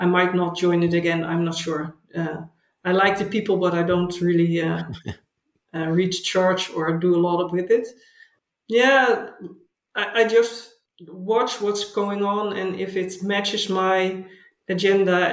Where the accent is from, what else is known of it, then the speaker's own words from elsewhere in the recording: Haarlem, North Holland, Netherlands; English is a second language; moved away as an adult; also born or lived in Delft / The Hague / Utrecht; now in Pijnacker, Netherlands; I grew up near Amsterdam in a place called Haarlem